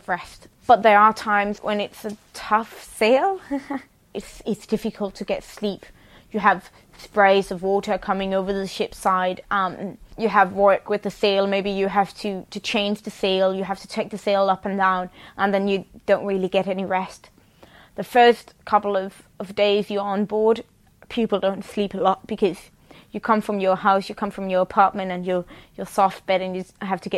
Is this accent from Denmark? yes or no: yes; Copenhagen, Capital Region of Denmark, Denmark; I'm crewman on the Sea Stallion, and I'm from Copenhagen, Denmark